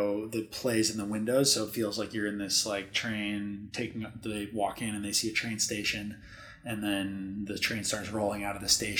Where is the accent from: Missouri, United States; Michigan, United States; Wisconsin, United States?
Wisconsin, United States; moved away as an adult; also born or lived in Lake Tahoe, California; now in Las Vegas, United States; Growing up in Wisconsin